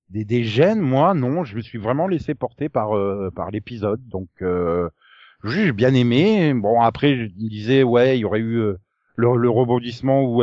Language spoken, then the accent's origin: French; France; Au bout d'un moment, t'en as marre aussi, toi, en tant que française, de cette vision-là.